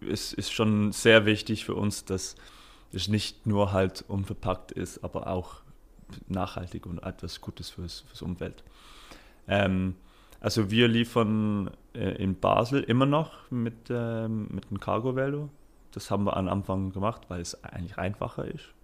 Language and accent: German; United Kingdom; German is a second language; now in Switzerland; Also ich komme aus Großbritannien und da ist es schon viel, viel größer.